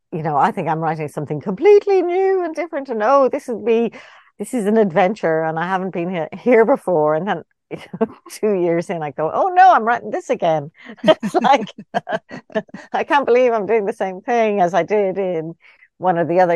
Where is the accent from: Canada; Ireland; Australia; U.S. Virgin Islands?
Ireland; born or raised there